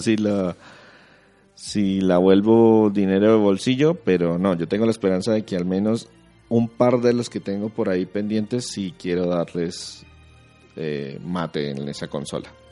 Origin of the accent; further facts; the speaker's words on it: Colombia; en nuestro país en Colombia